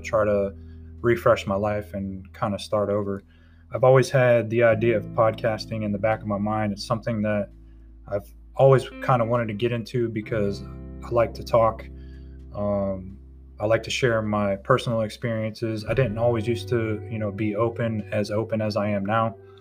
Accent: Tampa, Florida, United States; moved away as an adult; now in North Carolina, United States; I'm originally from Tampa, Florida. I now reside in North Carolina. I've been here for about two years

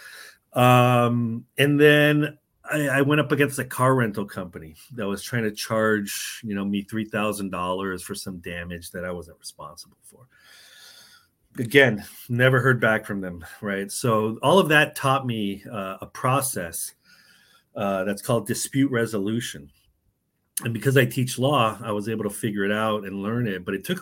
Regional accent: San Diego, California, United States; moved away as an adult; also born or lived in New York City / Mexico / Chicago; now in Tallahassee, United States; I'm originally from San Diego, grew up in California

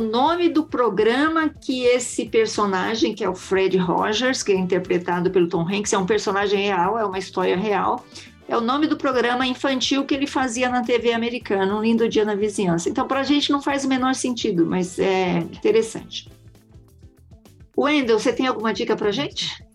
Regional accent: northern Paraná, Brazil; nós somos todos pé vermelho, né, Mel e Lúcia? Nós somos pé vermelho

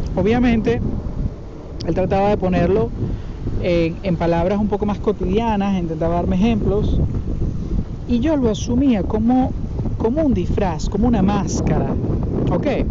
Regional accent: Venezuela; moved away; yo vengo de Venezuela para los que obviamente lo saben y para los que no. Y en Venezuela durante muchísimo tiempo yo vivía

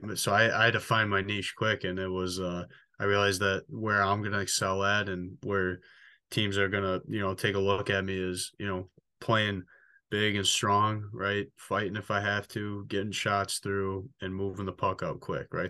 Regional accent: Richmond, Michigan, United States; the last twenty-four years of my life, um, went to Richmond Elementary, middle, and high school

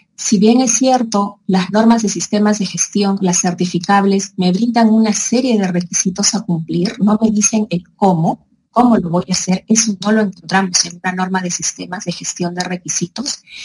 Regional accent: Peru; also born or lived in Madrid; yo regreso a Perú y me dedico a esto

